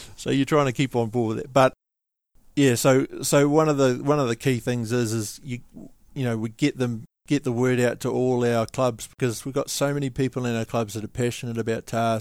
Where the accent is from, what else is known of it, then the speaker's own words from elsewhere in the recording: Wellington, New Zealand; I come from Wellington